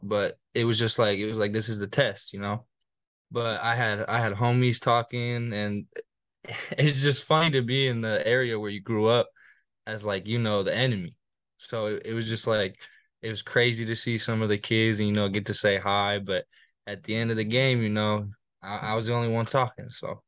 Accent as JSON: {"language": "English", "town": "Littleton", "region": "Colorado", "country": "United States", "tie": "born or raised there", "moved": "as an adult", "lives_now": "Fort Worth, United States", "said": "I'm from Littleton, Colorado. Um, I moved there my, mm, second, third grade, uh, year."}